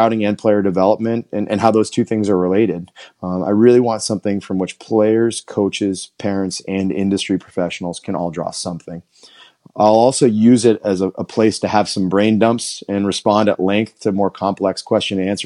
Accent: Southern Maine, United States; I grew up in Southern Maine

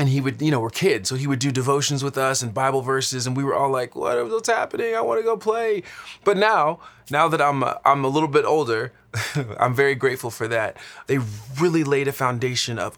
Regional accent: Dallas, Texas, United States; now in Los Angeles, United States; I am originally from Dallas, Texas, but right now I live in Los Angeles, California

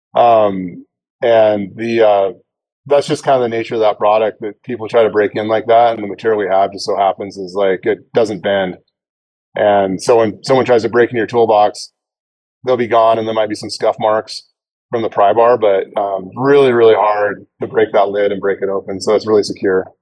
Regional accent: Idaho, United States; I'm I'm from Idaho

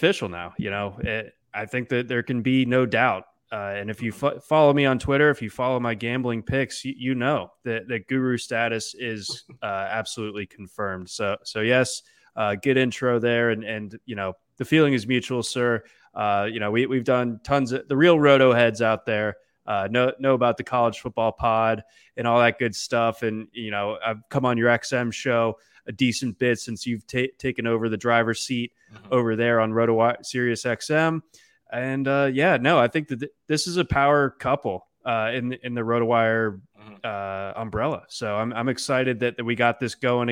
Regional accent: DC area, Maryland, United States; So I am from Maryland. I'm from the DC area, but my dad is a Baltimore native.

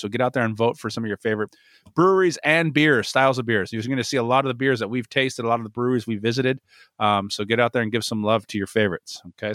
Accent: San Diego, California, United States; also born or lived in Los Angeles; moved here when I was very young, so San Diego teams quickly became my teams

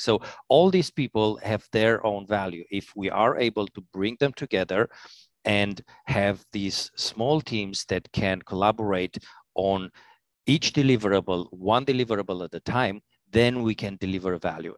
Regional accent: Transylvania, Romania; English is a second language; also born or lived in Italy / Albania / Switzerland; now in New York, United States; I'm, uh, from Romania, scary Transylvania

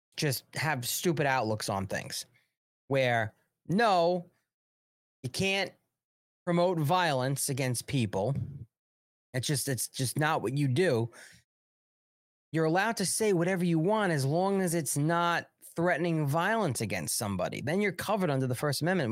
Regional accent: New York, United States; from New York

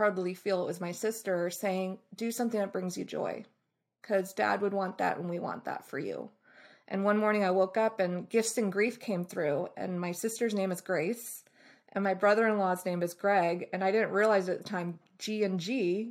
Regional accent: Bay Area, California, United States; also born or lived in Boston, Massachusetts; I was born in Boston, raised in the Bay Area

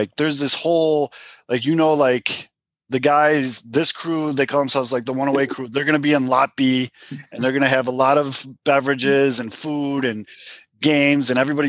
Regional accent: Chicago, Illinois, United States; I'm born and raised on the South Side of Chicago

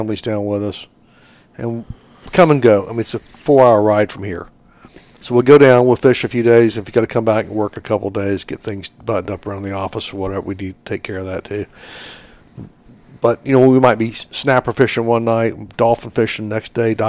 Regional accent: Southwest Florida, United States; growing up in Southwest Florida

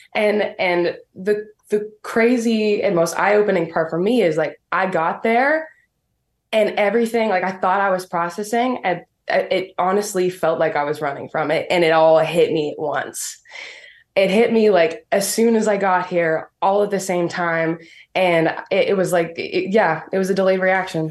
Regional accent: Medicine Hat, Alberta, Canada; from Medicine Hat, Alberta

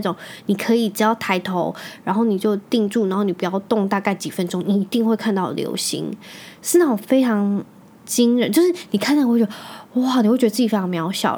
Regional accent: Magong, Penghu County, Taiwan; moved away; 我是在澎湖长大的嘛

